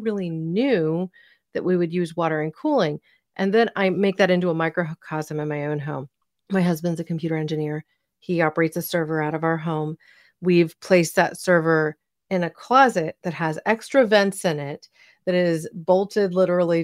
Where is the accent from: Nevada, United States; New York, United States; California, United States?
California, United States; Silicon Valley; I grew up essentially in Silicon Valley